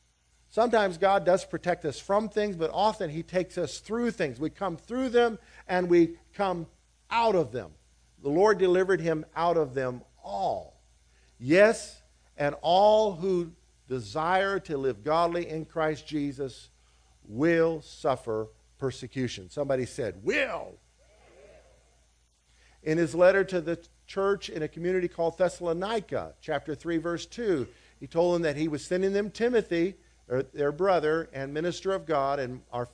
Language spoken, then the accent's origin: English; Liberia; As a kid, I grew up in West Africa, and to my horror, as a kid, as a little boy, I saw the Americanization of the African church in the West African country where we were, of Liberia.